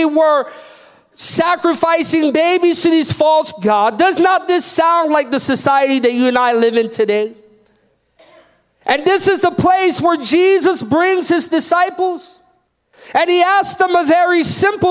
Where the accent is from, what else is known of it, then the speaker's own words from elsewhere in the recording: United States; being American and being born in this privilege